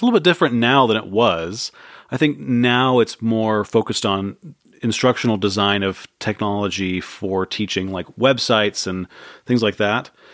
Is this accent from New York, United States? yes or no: no; San Jose, California, United States; born and raised in San Jose